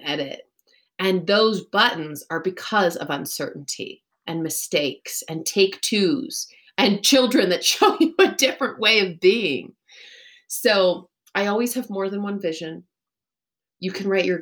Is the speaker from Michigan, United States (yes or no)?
no; Texas, United States; also born or lived in Chicago / Los Angeles; now in Colorado, United States; I grew up in Texas